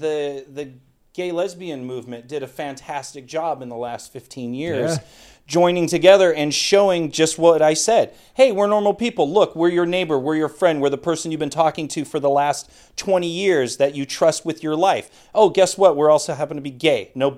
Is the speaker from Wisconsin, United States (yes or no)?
no; California, United States; Oh, yeah. San Fernando Valley.